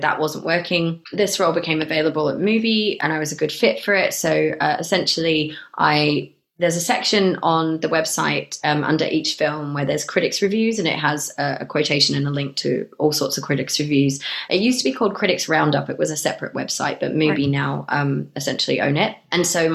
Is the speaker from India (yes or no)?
no; Australia; moved away as an adult; also born or lived in Melbourne, Australia / England; now in Bristol, United Kingdom; having grown up in Australia and being partially Australian